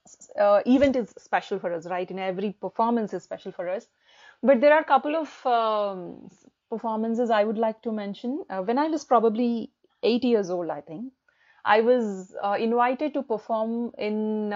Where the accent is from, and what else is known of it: India; moved away as an adult; also born or lived in Hyderabad / Delhi / Kuala Lumpur; now in United Kingdom